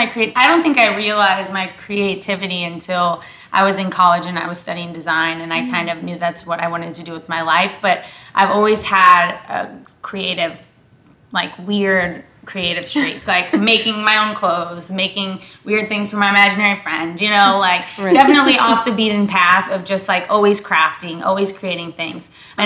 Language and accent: English; Midwest, United States; moved away as an adult; also born or lived in New York; I'm from the Midwest. And I moved out to New York